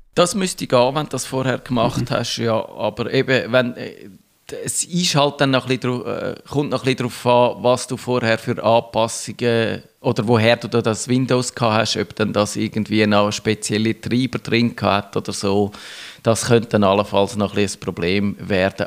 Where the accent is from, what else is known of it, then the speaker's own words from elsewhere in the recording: Switzerland; bei uns in der Schweiz